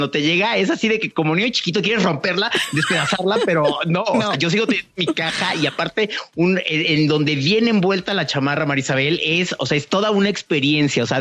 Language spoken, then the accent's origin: Spanish; Mexico; Como mexicano te lo digo